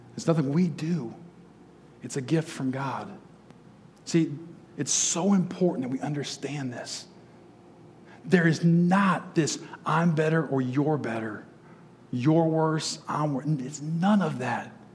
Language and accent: English; Detroit, Michigan, United States; I grew up just outside Detroit